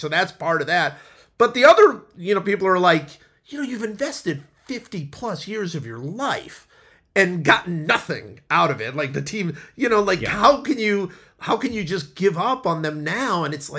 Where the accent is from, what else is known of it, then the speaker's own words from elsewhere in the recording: Cleveland, Ohio, United States; I grew up in Cleveland.